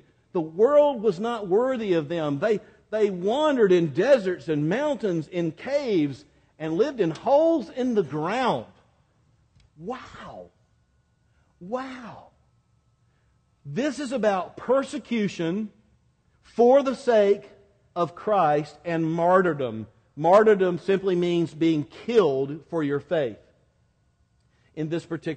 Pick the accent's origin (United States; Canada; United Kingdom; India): United States; Quincy, Florida; accent: more from Georgia than Miami; moved away; I grew up in Quincy, Florida, near Tallahassee